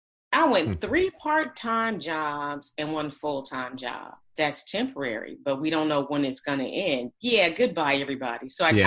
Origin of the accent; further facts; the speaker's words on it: Flint, Michigan, United States; Flint, Michigan.